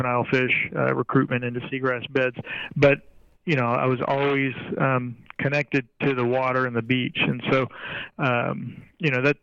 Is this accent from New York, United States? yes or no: no; Corpus Christi, Texas, United States; I basically grew up at the beach, so I'm from Corpus Christi